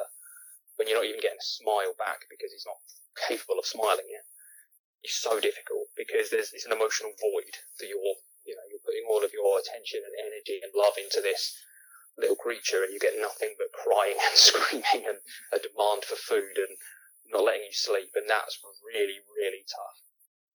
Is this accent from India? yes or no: no; United Kingdom; we're supposed to have that stiff upper lip and be stoic, and we don't feel emotions because we're British